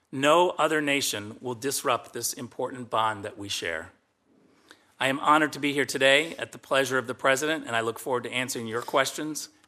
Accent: Western Michigan, United States; now in California, United States; my days growing up in Western Michigan to the life I've built with my partner in California

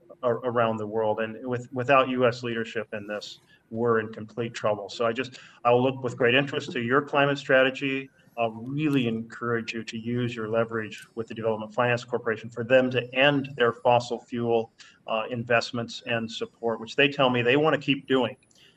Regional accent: Oregon, United States; the western part of the United States, where I come from Oregon.

